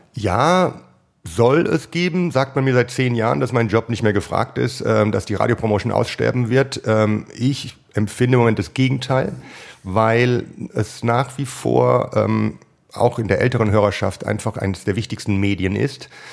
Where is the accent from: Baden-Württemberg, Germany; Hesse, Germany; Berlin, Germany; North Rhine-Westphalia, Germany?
Hesse, Germany; Ich bin Hesse